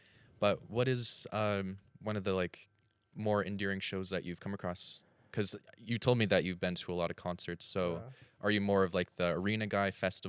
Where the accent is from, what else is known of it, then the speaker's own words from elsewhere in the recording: United States; I'm from the States